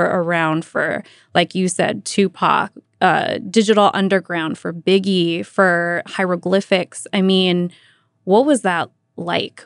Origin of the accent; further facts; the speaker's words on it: Vallejo, California, United States; I was born and raised in Vallejo, grew up listening to K M E L.